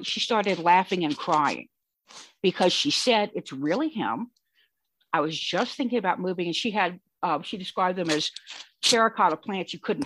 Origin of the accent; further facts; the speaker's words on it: Louisiana, United States; moved away; also born or lived in Michigan; I'm from Louisiana